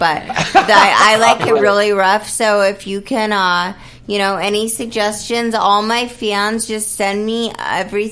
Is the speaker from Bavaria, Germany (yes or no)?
yes; Munich, Bavaria, Germany; moved away; I was born in Munich, Germany